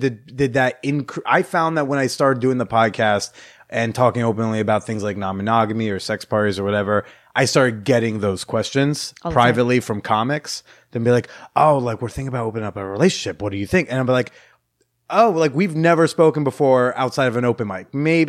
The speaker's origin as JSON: {"language": "English", "region": "Oklahoma", "country": "United States", "tie": "born or raised there", "said": "I haven't met someone who's not into dating, into marriage before because I grew up in Oklahoma."}